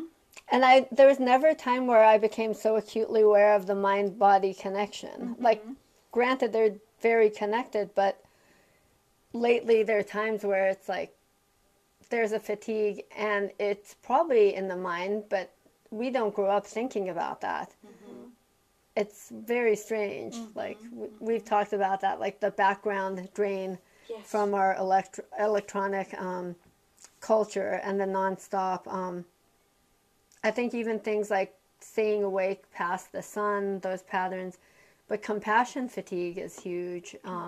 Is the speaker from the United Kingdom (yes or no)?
no; Canada; so I was born in Canada. My parents actually came from Iran for their medical residencies, and they thought they'd be going back to Iran.